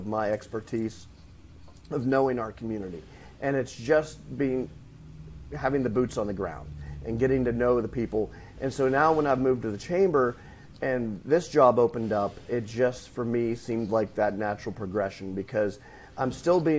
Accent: Northwest Pennsylvania, United States; accent: Northwest PA; moved away as an adult; also born or lived in Clarion, Pennsylvania; now in Culpeper, United States; If you might not be able to tell from my Northwest PA accent, I'm not originally from Virginia

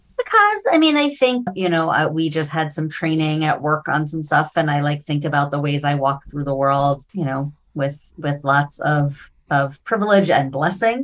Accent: New York City, New York, United States; I grew up in New York City, right? So I grew up literally like 10 blocks away from the Metropolitan Museum of Art

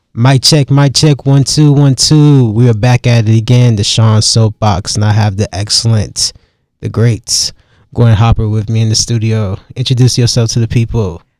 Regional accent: Durham, North Carolina, United States; I'm from the nine one nine, and, like, a lot of people think that's Raleigh, but it's really Durham

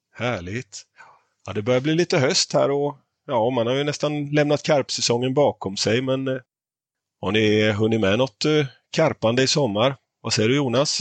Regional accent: Småland, Sweden; Idag är det tre stycken smålänningar som sitter i podden och snackar

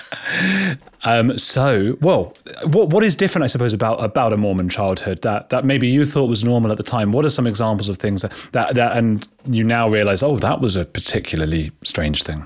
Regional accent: England, United Kingdom; I'm English

